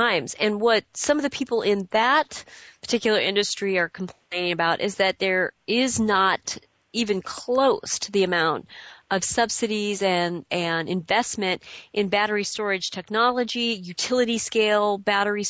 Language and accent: English; California, United States; as a Californian myself